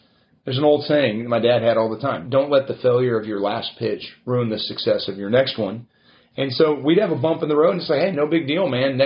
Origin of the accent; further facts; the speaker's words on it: Alvin, Texas, United States; also born or lived in Houston, Texas / Anaheim, California; We grew up in Alvin, Texas. I was born here in Houston